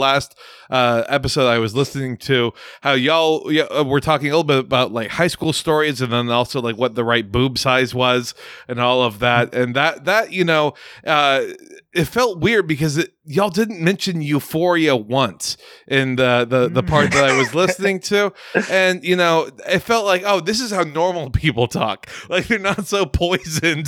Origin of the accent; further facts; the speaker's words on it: Texas, United States; a Texan